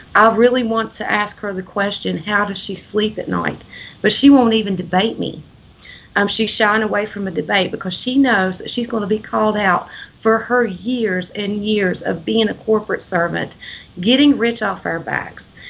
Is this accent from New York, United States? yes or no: no; Wyoming County, West Virginia, United States; I'm from Wyoming County